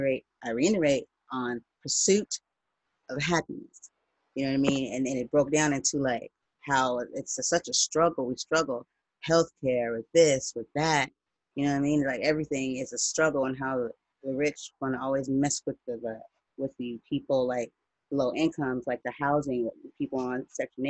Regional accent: United States; I'm not from Africa. I'm black. I'm American

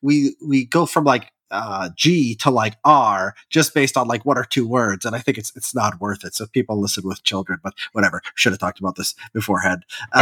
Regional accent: Illinois, United States; I grew up in Illinois

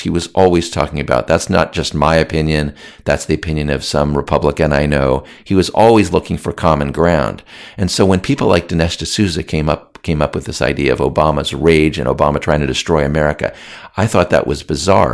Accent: United States; I was born in the United States

